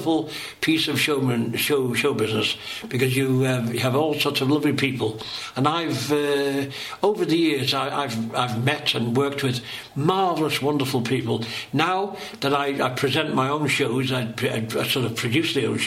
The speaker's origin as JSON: {"language": "English", "town": "Liverpool", "region": "North West England", "country": "United Kingdom", "said": "I'm a comedian from Knotty Ash"}